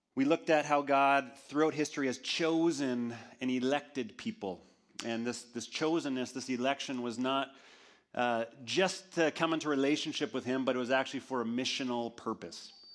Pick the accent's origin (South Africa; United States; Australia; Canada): Canada; we went to Winnipeg, which was a, um, about a three-hour drive from my hometown.